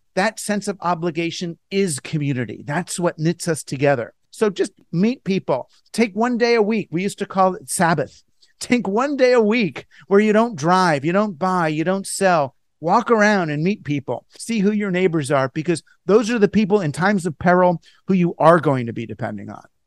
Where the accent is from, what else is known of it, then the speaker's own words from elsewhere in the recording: United States; as an American